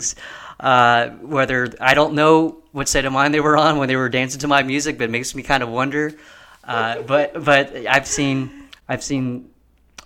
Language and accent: English; Mesquite, Texas, United States; Dallas County. I grew up in Mesquite. I went to Poteet High School